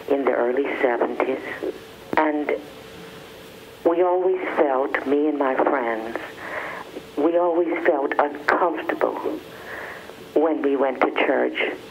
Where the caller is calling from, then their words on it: Louisiana, United States; from Louisiana.